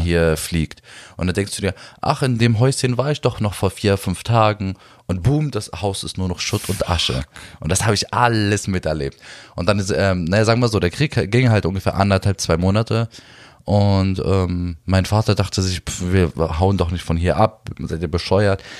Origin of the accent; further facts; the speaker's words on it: Berlin, Germany; Ich bin zwar hier in Berlin geboren, in, in Neukölln auch aufgewachsen, 15 Jahre lang